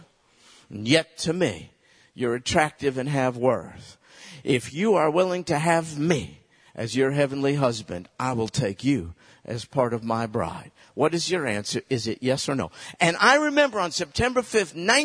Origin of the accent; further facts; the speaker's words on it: United States; I was raised in America